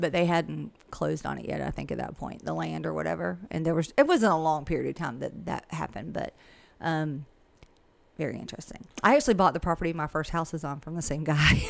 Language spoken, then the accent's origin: English; Millen, Georgia, United States; I've lived here forever, and I can pretty much tell you anybody anything about this area, and I'm from Millen